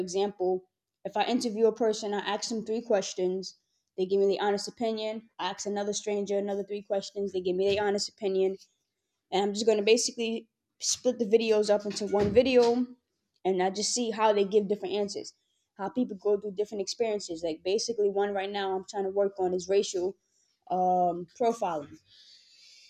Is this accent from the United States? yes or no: yes; New York City, New York, United States; I'm from New York City